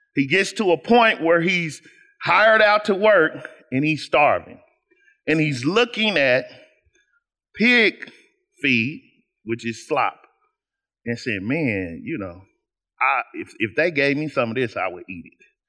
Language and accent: English; Kansas City, United States; I am essentially a boy from Kansas City